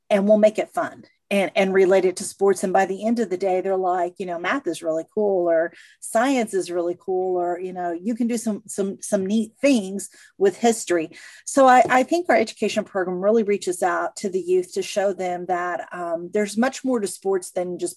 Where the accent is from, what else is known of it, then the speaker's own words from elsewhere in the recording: Missouri, United States; moved away; I'm originally from Missouri, so we were a divided family. My sister was a, a, Kansas City fan, and I was a St. Louis fan